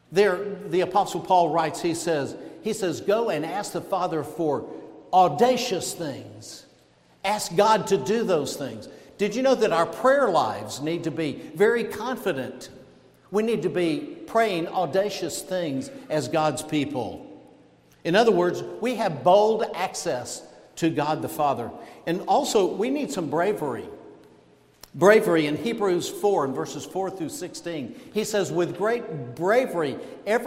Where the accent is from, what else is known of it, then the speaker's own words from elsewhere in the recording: Georgia, United States; moved away; where I grew up down in Georgia, it was either guns or dogs